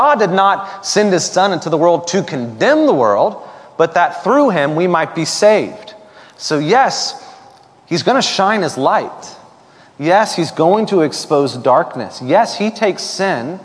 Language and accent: English; Florida, United States; when I was 10 or 11 years old, growing up in Florida